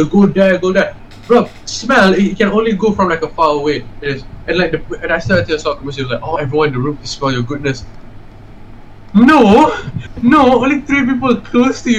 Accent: Malaysia; we're Malaysian.

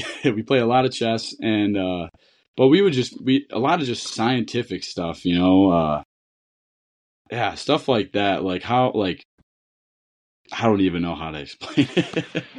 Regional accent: Niagara, New York, United States; where I grew up in Niagara

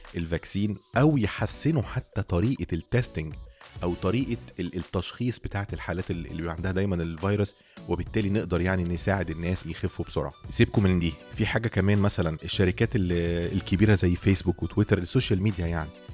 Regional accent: Egypt; عندنا في مصر

